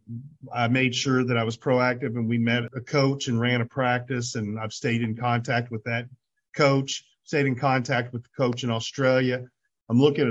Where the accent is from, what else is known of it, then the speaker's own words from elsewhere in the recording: Indiana, United States; I was from Indiana